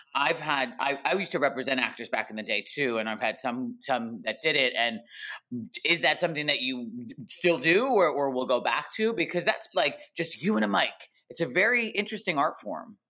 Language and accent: English; East Coast, United States; moved away as an adult; now in Los Angeles, United States; I'm actually originally an East Coaster, New Jersey and New York.